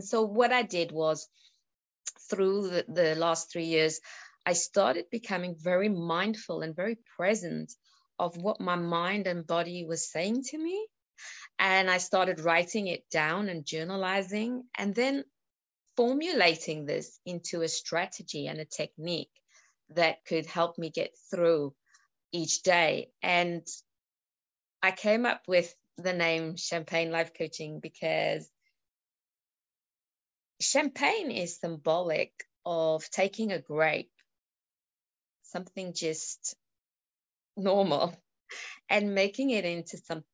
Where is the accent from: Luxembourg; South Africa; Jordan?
South Africa; now in United Kingdom; I was born in South Africa. I live in the UK